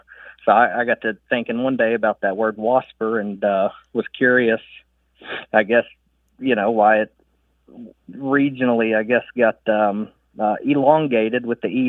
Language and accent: English; Pulaski County, Kentucky, United States; now in Frankfort, United States; So I grew up in Pulaski County here in Kentucky.